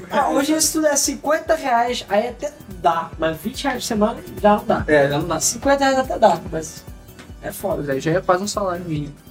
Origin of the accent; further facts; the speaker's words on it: Rio de Janeiro, Brazil; somos do Rio, cara. Normal.